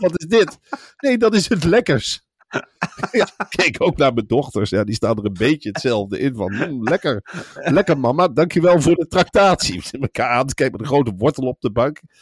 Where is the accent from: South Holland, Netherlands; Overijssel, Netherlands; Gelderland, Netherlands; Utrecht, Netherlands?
Gelderland, Netherlands; Arnhem; ik kom uit Arnhem.